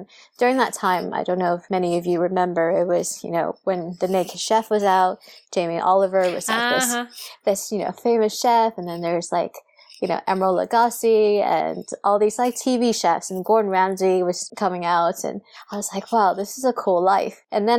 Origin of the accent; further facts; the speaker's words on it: Saudi Arabia; I always tell people this little story about, I grew up in Saudi Arabia where alcohol is illegal.